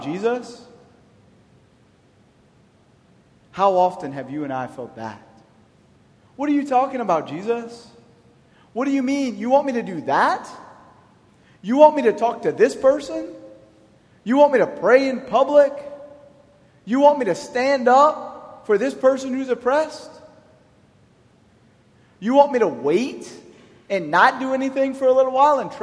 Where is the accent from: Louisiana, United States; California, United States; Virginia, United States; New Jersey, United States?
Louisiana, United States; Church Point; also born or lived in Rayne, Louisiana; I'm from Church Point, I was baptized in Rain.